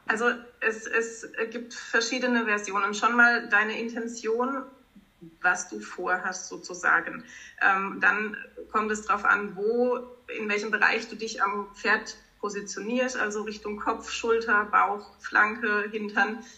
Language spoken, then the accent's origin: German; Baden-Baden, Baden-Württemberg, Germany; Ich komme aus Baden-Baden, habe dort auch einen Kutschbetrieb